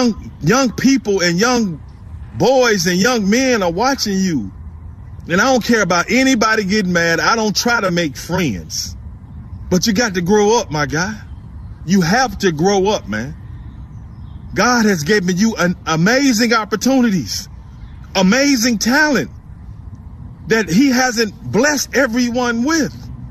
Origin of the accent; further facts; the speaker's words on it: Memphis, Tennessee, United States; I'm from Memphis, and I was raised with gangsters and gangbangers, man.